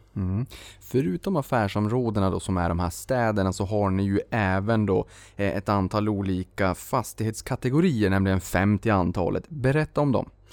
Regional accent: Boden, Norrbotten County, Sweden; also born or lived in Luleå; now in Stockholm, Sweden; Jag kommer ju från Boden, Luleå, Rostbollen, Notviken

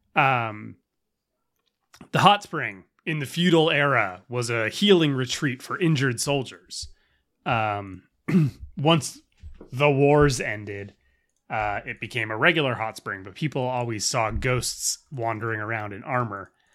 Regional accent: Southern California, United States; we're from Southern California

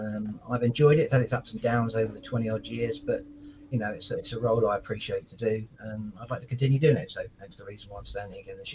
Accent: Portsmouth, South East England, United Kingdom; I was born in Portsmouth too. I've lived here all my life, apart from a couple of stints when I've been away through forces and such like.

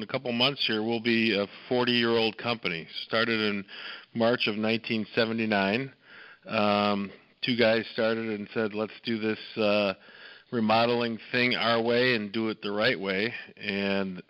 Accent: Downers Grove, Illinois, United States; I came from these west suburbs. I grew up here in Downers Grove

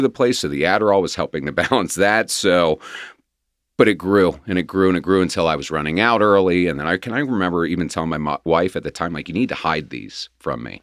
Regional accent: Cincinnati, Ohio, United States; also born or lived in Quantico, Virginia; I was pretty much raised here in Cincinnati.

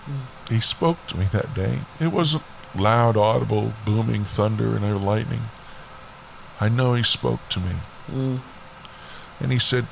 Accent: Florida, United States; born there; also born or lived in Alaska; I was born in Florida. And, you know, my dad was in the Air Force. And my mom and dad, we moved to Alaska.

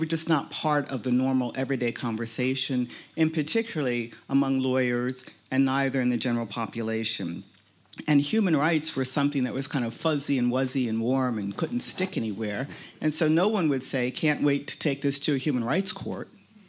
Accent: United States; accent: American; you've heard my American accent by now. One of the tax cab drivers told me it was cute this morning. I think it depends on who you're speaking to. But I'm an African American. I'm not a recent immigrant to the United States. I'm a descendant of slaves.

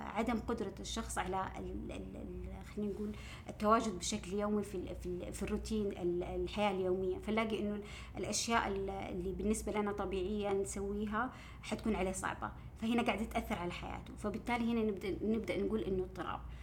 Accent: Saudi Arabia; عندنا في السعوديه

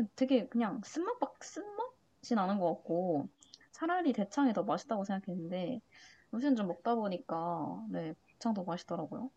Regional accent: Changwon, South Gyeongsang, South Korea; moved away as an adult; 스무 살 때까지 계속 창원에만 살았으니까

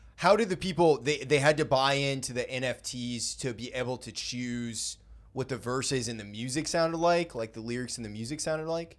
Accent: Brunswick, Maine, United States; moved away; I grew up in Brunswick

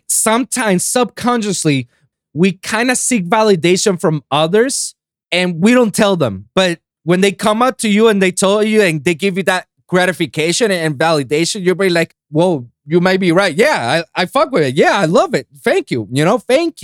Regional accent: Puerto Rico; my hometown of Puerto Rico

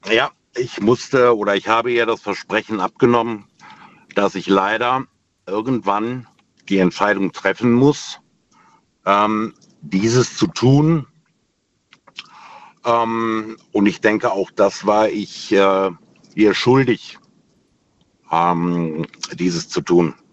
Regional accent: Remscheid, North Rhine-Westphalia, Germany; now in Heitersheim, Germany; Ich komme aus Heitersheim, ursprünglich allerdings aus NRW, aus Remscheid.

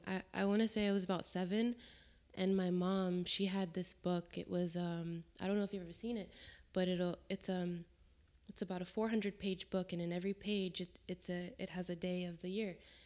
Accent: Jacksonville, North Carolina, United States; born there; also born or lived in New Jersey; Originally, I was born in North Carolina, in Jacksonville, and then I moved around a lot, I don't really consider myself from any place, but I was born in North Carolina. From there, I moved to South Carolina, I moved to New Jersey.

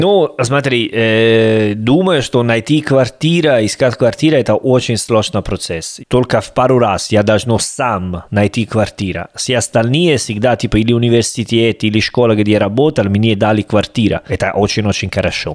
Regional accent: Salerno, Campania, Italy; Russian is a second language; moved away as an adult; also born or lived in Rome / Berlin / Volgograd; я из Салерно

